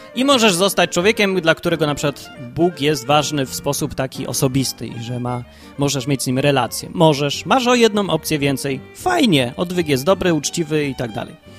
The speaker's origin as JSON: {"language": "Polish", "town": "Kraków", "region": "Lesser Poland", "country": "Poland", "tie": "born or raised there", "said": "najpierw się urodziłem w Krakowie"}